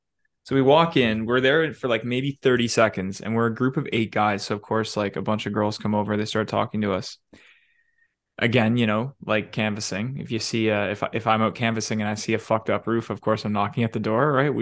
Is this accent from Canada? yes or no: yes; Canada; oh, we're from Canada.